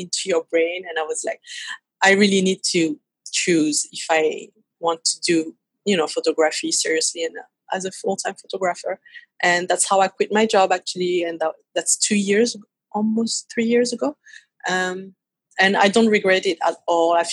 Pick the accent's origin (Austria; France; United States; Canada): France; Paris, Île-de-France; accent: French; English is a second language; So I was born and raised in Paris